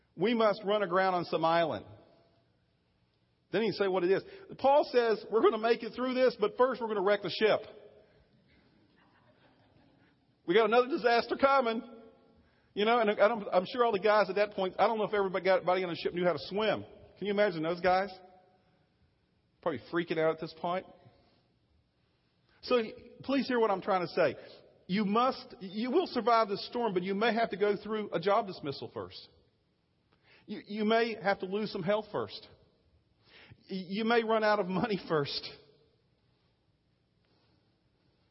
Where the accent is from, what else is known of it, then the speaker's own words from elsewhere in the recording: Virginia, United States; moved away; I'm from Virginia, and I use different phrases sometimes